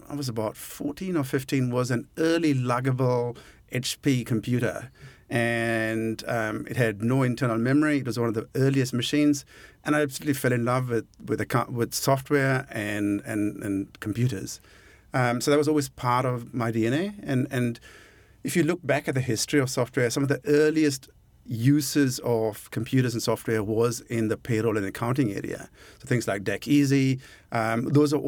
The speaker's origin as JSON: {"language": "English", "town": "Colombo", "region": "Western Province", "country": "Sri Lanka", "tie": "born or raised there", "moved": "as an adult", "lives_now": "New Zealand", "said": "I grew up in Colombo"}